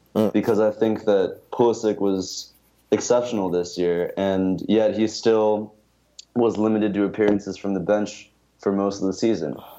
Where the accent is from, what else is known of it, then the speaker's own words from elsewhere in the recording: United States; as an American